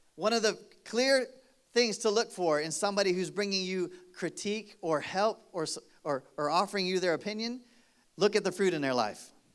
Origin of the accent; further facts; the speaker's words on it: Michigan, United States; moved away; I grew up in Michigan